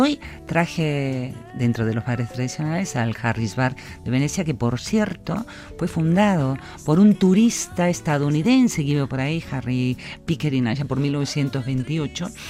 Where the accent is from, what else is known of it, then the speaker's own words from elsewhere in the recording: Argentina; now in Vitoria, Spain; yo como argentina